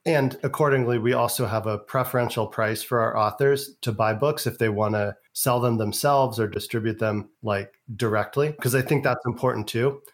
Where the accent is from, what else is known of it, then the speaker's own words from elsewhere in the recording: San Francisco, California, United States; moved away as an adult; also born or lived in Europe / Asia / the South; now in Las Vegas, United States; I was born in San Francisco, California, two blocks from Haight Asbury, grew up in the San Francisco Bay Area, went to California public schools my entire education